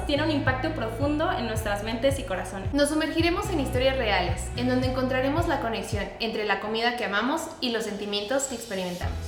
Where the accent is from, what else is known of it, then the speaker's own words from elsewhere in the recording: Mexico; somos de México